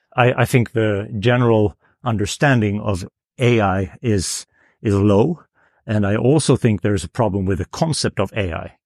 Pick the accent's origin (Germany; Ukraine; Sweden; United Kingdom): Sweden; I'm from Sweden